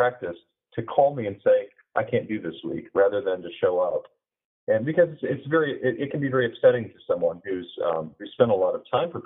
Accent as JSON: {"language": "English", "region": "Michigan", "country": "United States", "tie": "born or raised there", "also_born_or_lived": "Florida", "moved": "as an adult", "said": "I grew up in Michigan"}